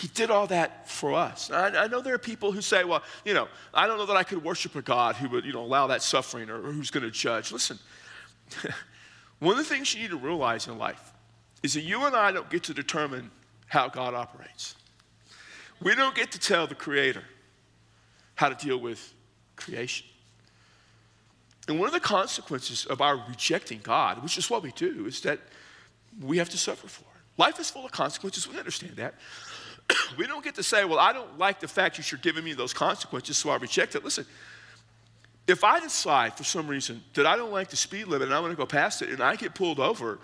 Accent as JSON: {"language": "English", "area": "the Hill Country", "region": "South Texas", "country": "United States", "tie": "born or raised there", "said": "growing up in South Texas, in the hill country"}